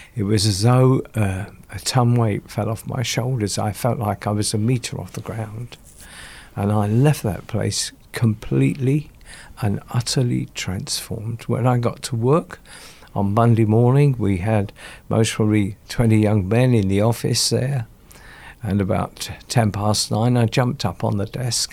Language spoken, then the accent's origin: English; London, United Kingdom; also born or lived in Stoke Newington, London; I was born in Sto-, Stoke Newington in London, and I went to a primary school there. And then my father bought a property out in South Woodford. And we moved out there, and I went to my secondary school there